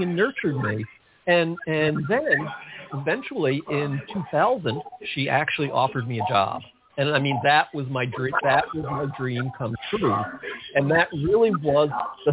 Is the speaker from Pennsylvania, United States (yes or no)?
no; outside of New York City, United States; I grew up outside of New York City, and I listened to all those great New York DJs growing up